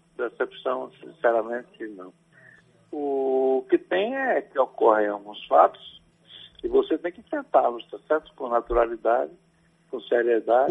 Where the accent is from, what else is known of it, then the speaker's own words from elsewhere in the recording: Ituaçu, Bahia, Brazil; also born or lived in Salvador, Bahia; desde menino, quando eu tinha cinco, oito anos, em Ituaçu, na minha terra